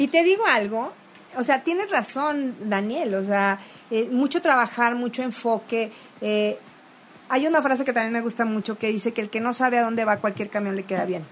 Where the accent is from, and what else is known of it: Veracruz, Mexico